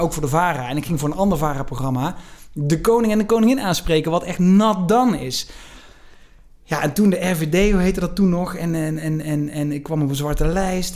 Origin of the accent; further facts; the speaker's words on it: Venlo, Limburg, Netherlands; accent: soft G; ik in mijn geboortestad uh, Prins Carnaval werd